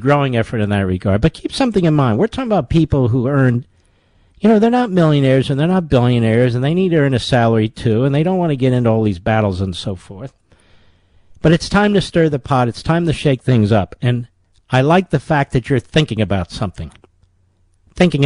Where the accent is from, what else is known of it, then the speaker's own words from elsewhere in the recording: Pennsylvania, United States; your state of Pennsylvania, my home state